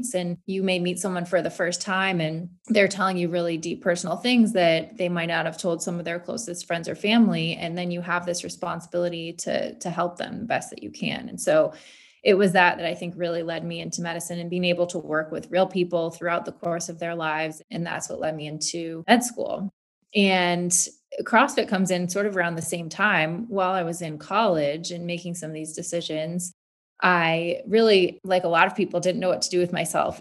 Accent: Michigan, United States; I grew up in Michigan

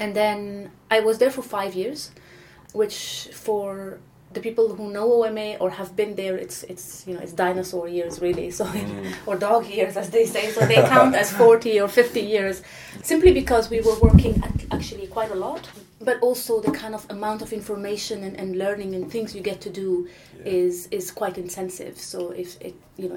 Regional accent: Beirut, Beirut Governorate, Lebanon; moved away; I was born and raised in Beirut, in Lebanon, which is quite a chaotic place, to say the least

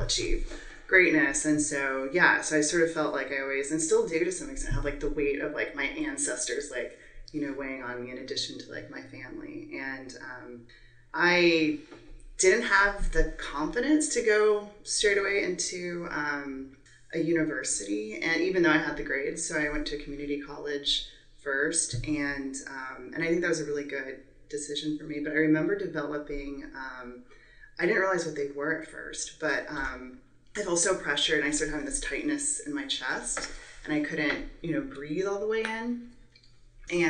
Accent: San Antonio, Texas, United States; now in Rio Grande Valley, United States; I'm from San Antonio originally

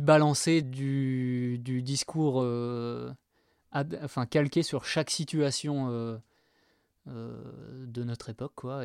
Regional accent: Angoulême, Nouvelle-Aquitaine, France; je viens de Angoulême. Et eh ben, moi je viens de la campagne en fait. Pas tout à fait à Angoulême donc, mais pas loin.

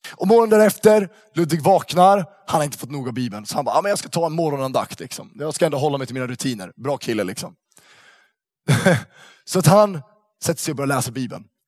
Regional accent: Uppsala, Uppsala County, Sweden; moved away; Jag kommer från Uppsala från början

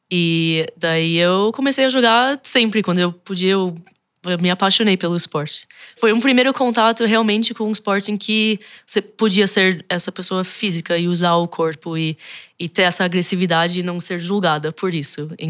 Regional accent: United States; born there; nasci nos Estados Unidos, mas meus dois pais são brasileiros. Foram para lá em 79 para fazer pós-graduação, também na época da ditadura finalizando aqui no Brasil.

